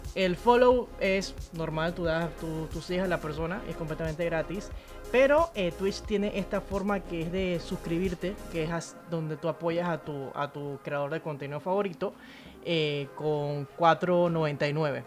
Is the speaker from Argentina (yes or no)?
no; Panama; Yo soy panameña